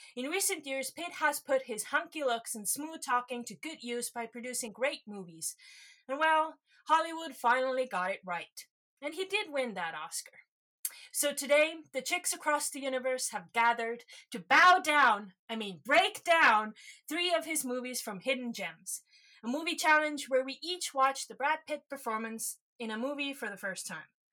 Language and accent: English; Estonia; I'm from Estonia